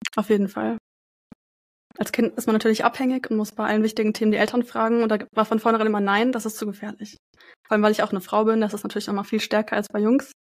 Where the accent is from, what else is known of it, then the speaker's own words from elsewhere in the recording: Frankfurt, Hesse, Germany; Ich komme aus Frankfurt